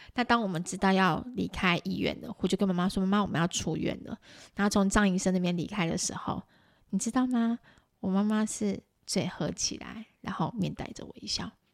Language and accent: Chinese; Taiwan; 就我们台湾人来看